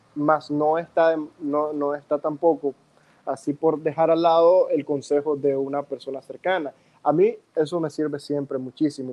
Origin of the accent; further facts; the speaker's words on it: Nicaragua; aquí entonces en Nicaragua